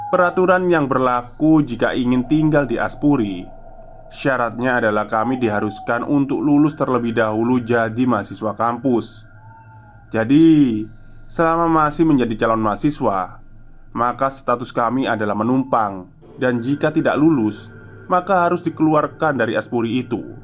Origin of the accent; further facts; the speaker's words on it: Luwu, South Sulawesi, Indonesia; moved away; Aku perantau di kota ini Asalku dari kota Luwu, Sulawesi Tengah Mungkin teman-teman merasa kurang familiar dengan kota itu.